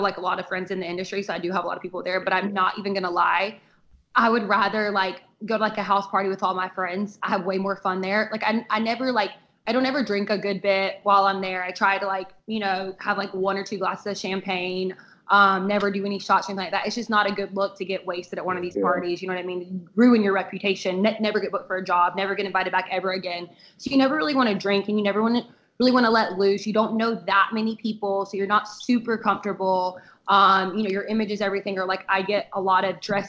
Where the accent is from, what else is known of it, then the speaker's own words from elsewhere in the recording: the South, United States; I'm from the South